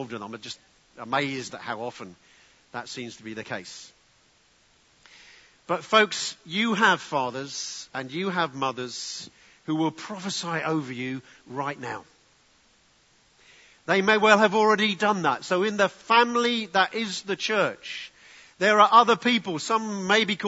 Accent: England, United Kingdom; being very English

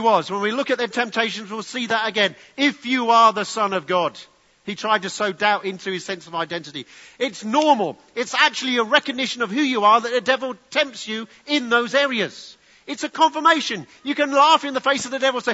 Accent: England, United Kingdom; being very English

